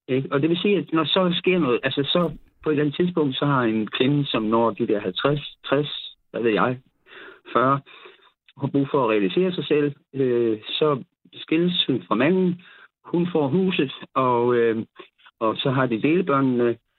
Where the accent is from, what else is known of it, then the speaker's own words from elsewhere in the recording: South Funen, Southern Denmark, Denmark; jeg er nede fra Sydfyn